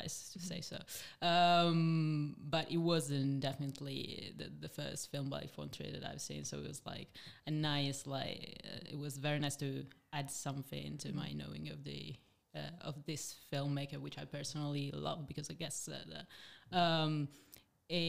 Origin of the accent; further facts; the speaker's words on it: Italy; moved away; I come from Italy